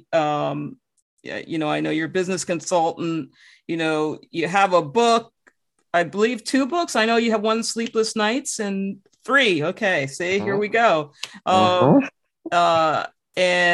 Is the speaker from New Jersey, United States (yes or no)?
yes; New Jersey, United States; I'm actually from Jersey